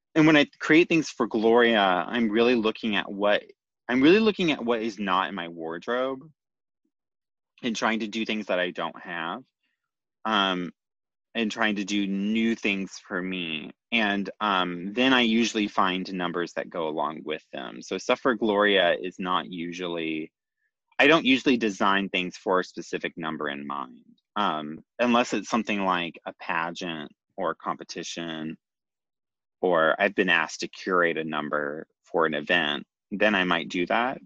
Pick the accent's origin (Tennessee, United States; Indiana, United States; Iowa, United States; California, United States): Tennessee, United States; Nashville; growing up in Nashville